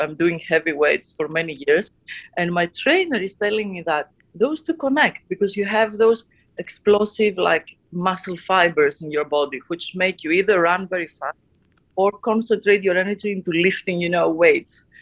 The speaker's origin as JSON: {"language": "English", "town": "Athens", "region": "Attica", "country": "Greece", "tie": "born or raised there", "said": "I had a, an amazing childhood growing up in uh, in Athens, Greece"}